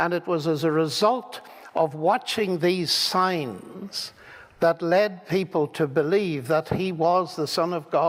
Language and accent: English; Ireland; I'm an Irishman, I'm a storyteller, and I love the story.